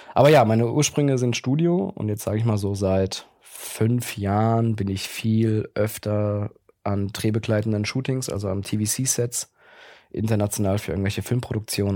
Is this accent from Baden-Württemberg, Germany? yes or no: yes; Mannheim, Baden-Württemberg, Germany; moved away as an adult; now in Berlin, Germany; Ich komme aus Mannheim-Gegend. Ich bin okay. gebürtiger Mannheimer.